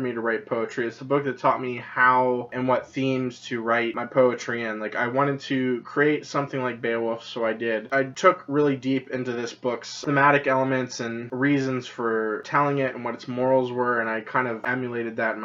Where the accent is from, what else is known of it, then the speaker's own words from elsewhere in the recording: United States; I'm an American